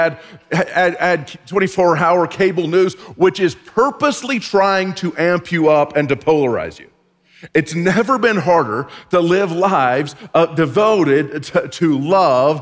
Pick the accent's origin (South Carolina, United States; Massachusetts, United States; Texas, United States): Texas, United States; growing up in Texas